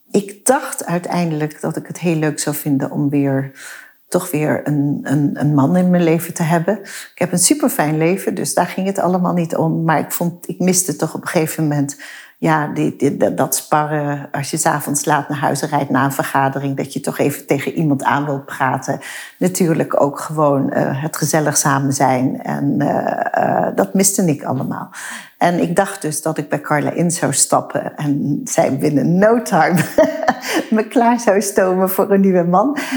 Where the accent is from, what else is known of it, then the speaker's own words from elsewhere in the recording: Maastricht, Limburg, Netherlands; kom uit Maastricht. Ik heb geen zachte G.